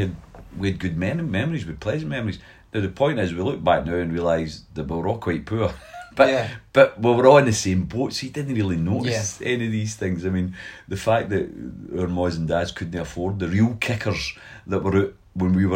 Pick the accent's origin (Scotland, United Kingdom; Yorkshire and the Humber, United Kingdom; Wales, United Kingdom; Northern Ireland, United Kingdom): Scotland, United Kingdom; Glasgow; also born or lived in Govan, Glasgow; I moved to Pollock when I was 2 years of age. So I was born in Govan.